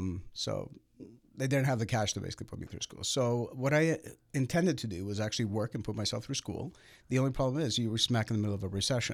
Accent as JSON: {"language": "English", "town": "Toronto", "region": "Ontario", "country": "Canada", "tie": "born or raised there", "said": "I grew up in the Russian area of North Toronto near Bathurst and Steeles area."}